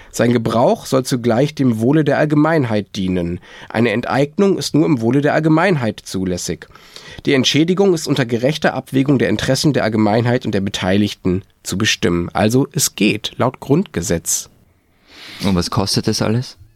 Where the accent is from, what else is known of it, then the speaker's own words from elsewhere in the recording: Berlin, Germany; Nur auch ich, ich als Berliner und ich als Berliner Mieter stelle mir die Frage